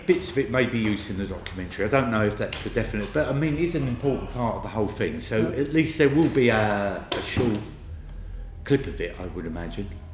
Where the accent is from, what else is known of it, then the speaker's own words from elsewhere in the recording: Harlow, East of England, United Kingdom; My hometown is Harlow, and the best place to be there is in my house